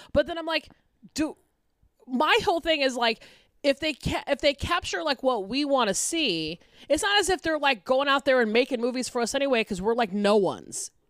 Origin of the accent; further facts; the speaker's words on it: Atlanta, Georgia, United States; my hometown paper, the Atlanta Journal Constitution